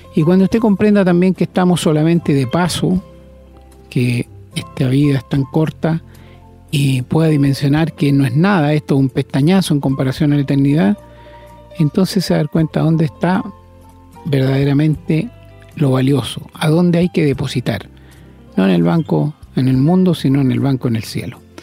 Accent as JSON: {"language": "Spanish", "country": "Chile", "said": "como decimos en Chile"}